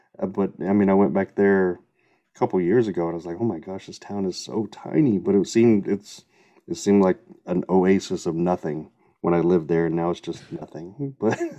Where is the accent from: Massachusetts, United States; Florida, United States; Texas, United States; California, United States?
Texas, United States; Seminole; now in San Diego, United States; I was born and raised in Texas